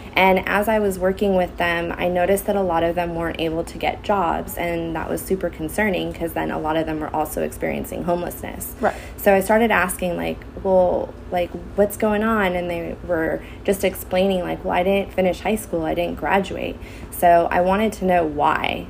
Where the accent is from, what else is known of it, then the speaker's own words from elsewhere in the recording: Santa Clarita, California, United States; I grew up in the Santa Clarita Valley, went to Hart High School